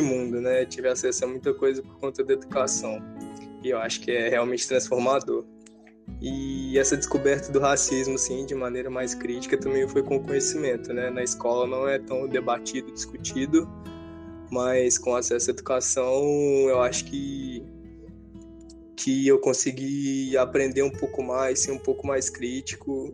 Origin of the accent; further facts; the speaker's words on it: São João del-Rei, Minas Gerais, Brazil; eu sou natural do interior de Minas Gerais, São João del Rei